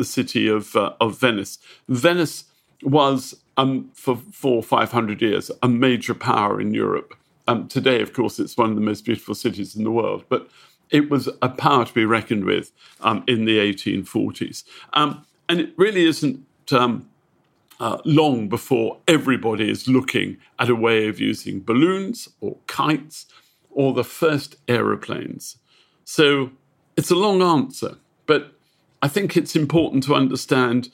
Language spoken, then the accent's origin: English; United Kingdom; I'm a Brit